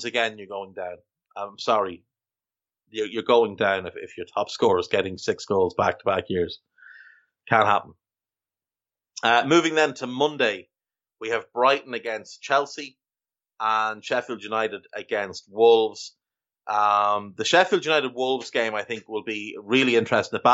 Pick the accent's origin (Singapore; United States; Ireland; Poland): Ireland; Navan, Leinster; It's my accent. It does not allow me to fully enunciate people's names properly.